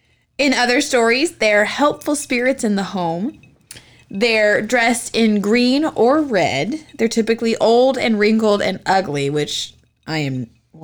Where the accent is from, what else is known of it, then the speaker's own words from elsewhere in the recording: Scotland, United Kingdom; I am also Scottish.